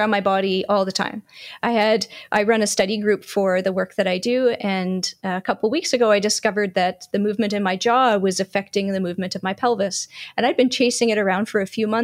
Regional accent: Canada; being a Canadian born and raised, I'm cold hardy

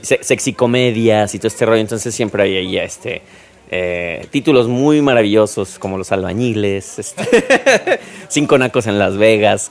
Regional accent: Mexico; now in New York, United States; soy de México

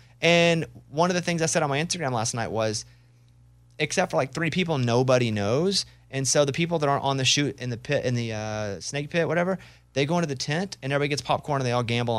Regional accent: Arkansas, United States; oh, I know snakes. I'm from Arkansas. Look at that snake.

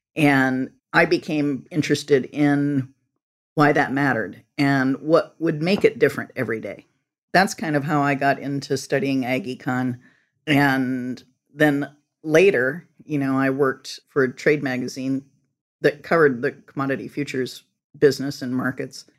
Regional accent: Northwest Illinois, United States; I grew up on a farm in Northwest Illinois

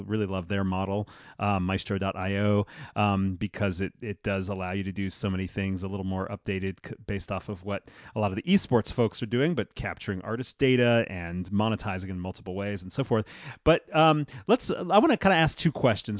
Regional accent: New York City, New York, United States; growing up in New York as a, as a musician in school

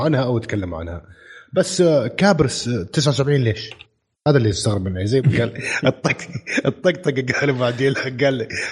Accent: Saudi Arabia; عندنا في السعوديه

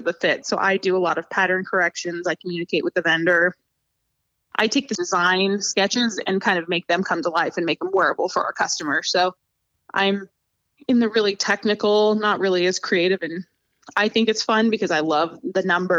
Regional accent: Spangle, Washington, United States; moved away as an adult; also born or lived in Spokane, Washington; now in Ohio, United States; My hometown that I'm actually from is Spangle, which is a really small farming community in eastern Washington.

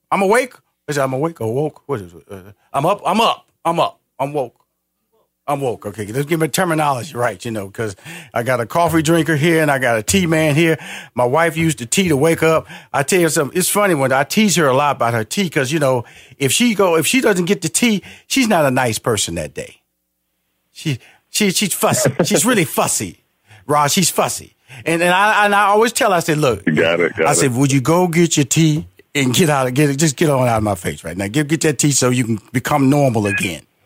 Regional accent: Houston, Texas, United States; I'm from, I'm from Houston, Texas, big barbecue country

